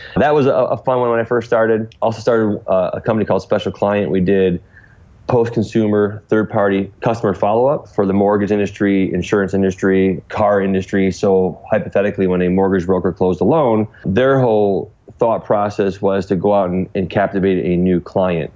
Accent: Cleveland, Ohio, United States; growing up in a suburb of Cleveland

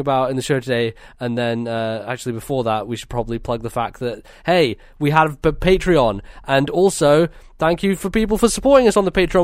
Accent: United Kingdom; we're British

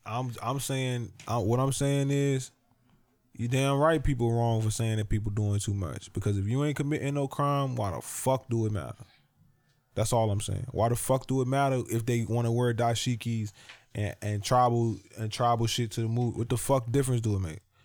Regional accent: Virginia, United States; I'm from Virginia

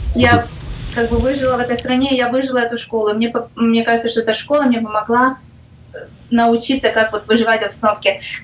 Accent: Ukraine; moved away as an adult; now in Sarasota, United States; Я просто как украинка

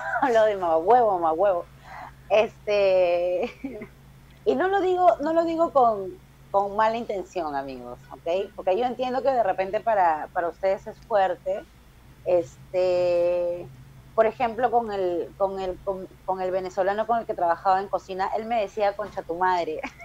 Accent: Peru; yo soy la peruana invitada

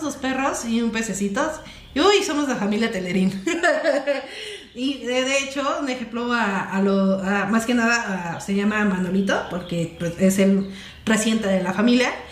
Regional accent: Mexico; moved away as an adult; now in Mexico City, Mexico; de mi pueblo aquí a la ciudad

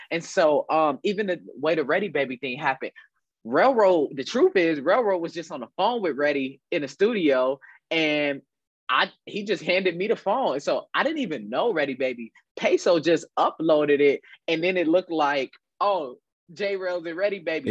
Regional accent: Dayton, Ohio, United States; I'm from Dayton, Ohio. Uh, I uh, grew up on the west side of Dayton

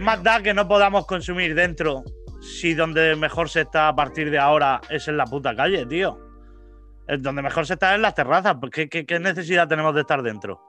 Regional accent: Vega Baja, Valencian Community, Spain; ser de la Vega Baja es, como, como no ser de ningún sitio

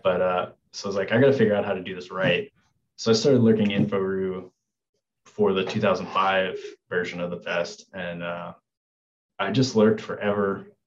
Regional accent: Memphis, Tennessee, United States; moved away as an adult; also born or lived in Arizona; now in Memphis, United States; So I'm originally from Tennessee. I was born and raised in Memphis

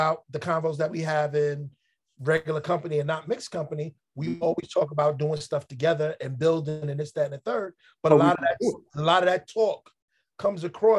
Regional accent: New York City, New York, United States; as a New Yorker

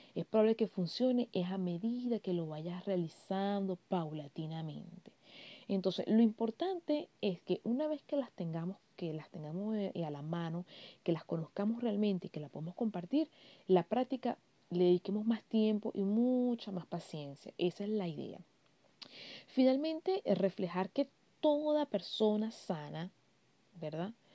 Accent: Venezuela; moved away as an adult; also born or lived in Barquisimeto; Yo soy venezolana, vivo en un país europeo

